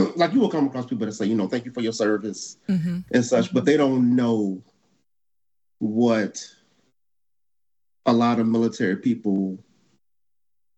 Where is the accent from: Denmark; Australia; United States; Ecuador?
United States; Chicago, Illinois; moved away as an adult; me growing up in Chicago. Okay. That's where I'm originally from